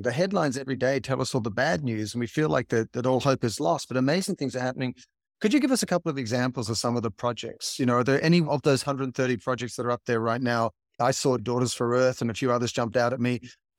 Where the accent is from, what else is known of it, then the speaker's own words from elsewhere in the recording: Sydney, New South Wales, Australia; I grew up in Sydney, in the water, at the beaches. I like to surf.